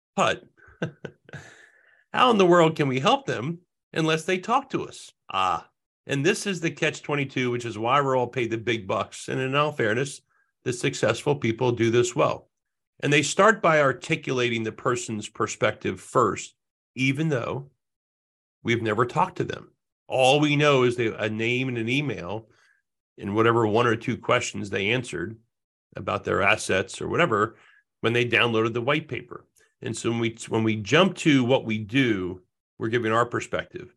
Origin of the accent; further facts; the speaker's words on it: Jersey Shore, New Jersey, United States; now in Rhode Island, United States; I grew, was born and raised in the Jersey Shore. I make my home in Rhode Island now.